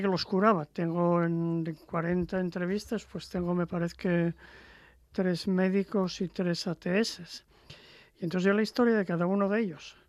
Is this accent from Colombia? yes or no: no; Langreo, Asturias, Spain; yo soy de, de Sama de Langreo.